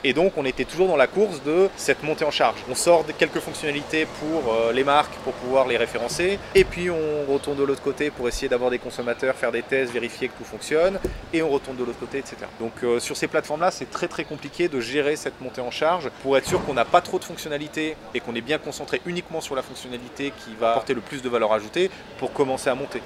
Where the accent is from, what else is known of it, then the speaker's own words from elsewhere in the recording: Grenoble, Auvergne-Rhône-Alpes, France; moved away as an adult; also born or lived in Hossegor / London / Brussels; je suis originaire de Grenoble